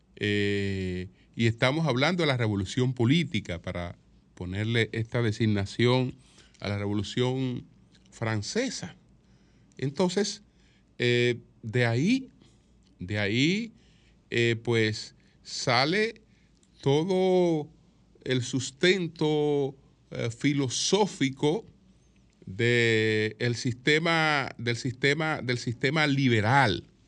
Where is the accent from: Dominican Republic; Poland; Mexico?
Dominican Republic